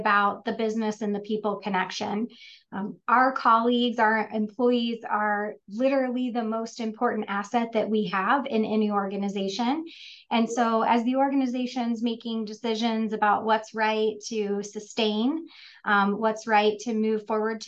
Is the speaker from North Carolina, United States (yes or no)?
no; Central Ohio, United States; I was born and raised in Central Ohio. This is home for me